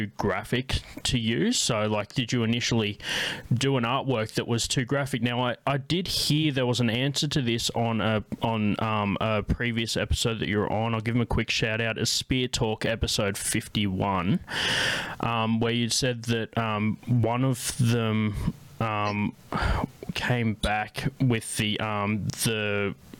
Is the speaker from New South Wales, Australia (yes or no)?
no; Canberra, Australian Capital Territory, Australia; accent: Australian; I've had, like, the vax for that accent by growing up in Australia.